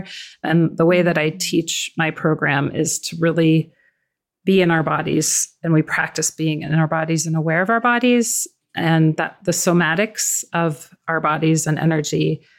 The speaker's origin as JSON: {"language": "English", "town": "Tucson", "region": "Arizona", "country": "United States", "tie": "born or raised there", "said": "I grew up in Tucson, Arizona, and back then we were able to go explore and play in the desert."}